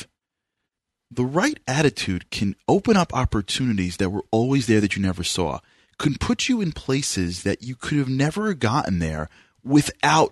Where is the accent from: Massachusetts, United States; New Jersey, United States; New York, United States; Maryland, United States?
New York, United States; because I'm from New York